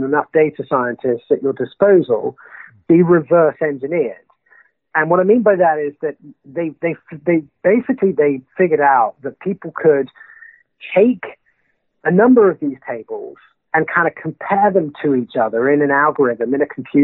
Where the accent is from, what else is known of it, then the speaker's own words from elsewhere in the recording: United Kingdom; being a Brit